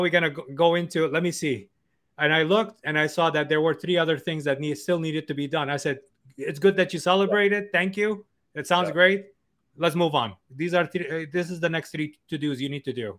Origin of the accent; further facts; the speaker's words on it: New York City, New York, United States; I'm from New York City, right? Yeah. And I can tell you, I've, I've lived here all my life